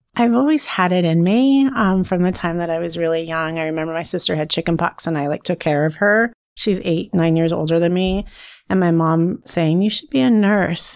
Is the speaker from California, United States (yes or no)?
yes; a small town near Fresno, California, United States; I'm originally from California. So I was raised in a really small town near Fresno